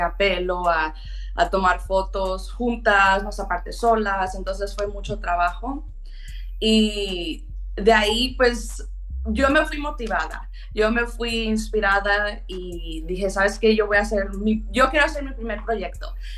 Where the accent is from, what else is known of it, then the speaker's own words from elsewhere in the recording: Pittsburg, California, United States; also born or lived in Oakland, California; nosotros crecimos en Oakland, yo y mi hermano y mi mamá. Entonces vengo de una mamá soltera, eso sí fue difícil porque pues ella sola tratando de crear a dos niños, una niña, yo y mi hermano y después de que cuando tuve unos como 10 años, 10, 11 años, nos movimos a Pittsburgh.